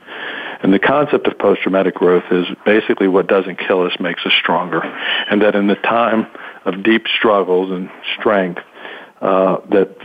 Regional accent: Alexandria, Virginia, United States; I grew up in Alexandria, Virginia, in a very, very military neighborhood during the Vietnam War

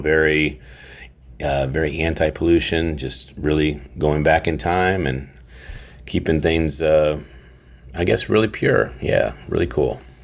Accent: Warwick, Rhode Island, United States; my home state, where I was born, Warwick, Warwick, Rhode Island

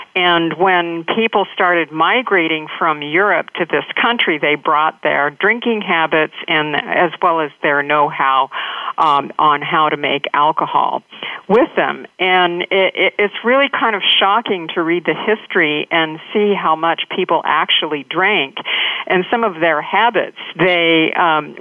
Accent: Astoria, Oregon, United States; I grew up in Astoria, which is a small town on the coast of Oregon

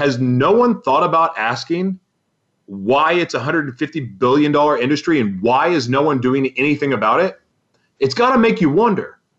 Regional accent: Oklahoma, United States; I'm from Oklahoma

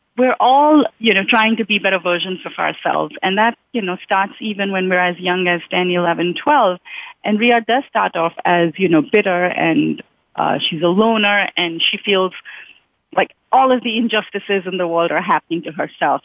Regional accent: Mumbai, Maharashtra, India; moved away as an adult; now in United States; I grew up in Mumbai

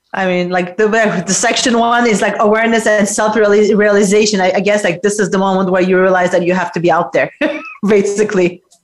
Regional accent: Geneva, Switzerland; now in New York, United States; I'm live from Geneva, Switzerland, my hometown.

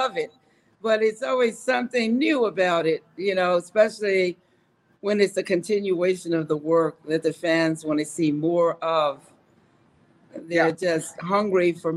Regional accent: New York, United States; I'm a New Yorker.

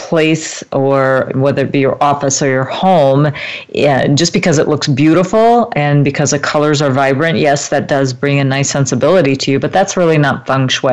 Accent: United States; I'm from Eastern European descent as well, but I was born in America

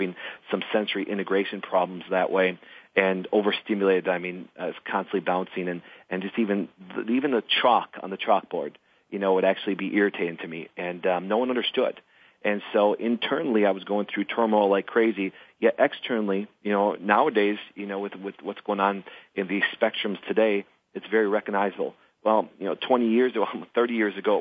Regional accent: Crivitz, Wisconsin, United States; I grew up in Crivitz, Wisconsin. I grew up in a very small town of 900 people

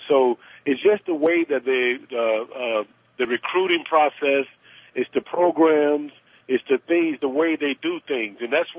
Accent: Georgia, United States; I'm from Georgia, and I'm I was a football player growing up

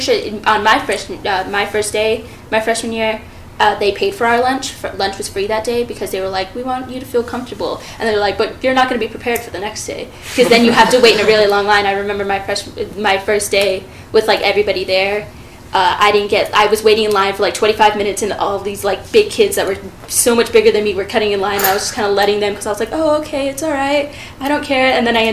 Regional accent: Australia; now in United States; I'm from Australia. I was born there

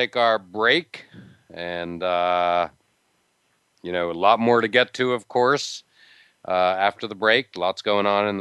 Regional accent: near Pittsburgh, Pennsylvania, United States; now in Massachusetts, United States; I grew up near Pittsburgh

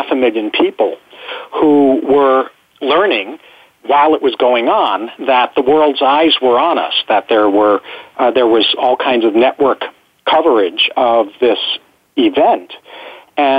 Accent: New York, United States; moved away as an adult; now in San Diego, United States; I was born and raised in New York, although I've lived in San Diego since 1975

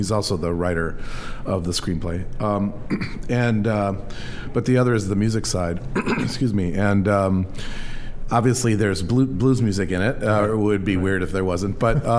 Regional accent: Chicago, Illinois, United States; We're all from Chicago

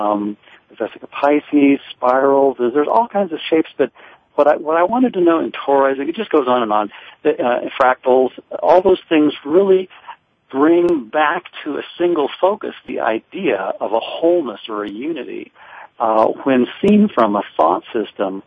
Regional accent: Livermore, California, United States; I grew up in Livermore, California.

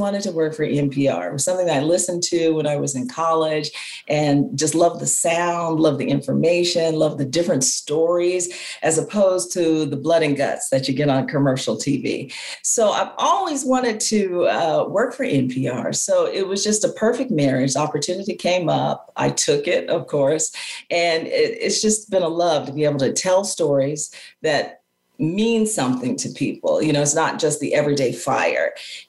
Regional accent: Phoenix, Arizona, United States; moved away as an adult; also born or lived in Flagstaff, Arizona / Fort Myers, Florida; I was born and raised in Phoenix, Arizona, went to school at Arizona State University.

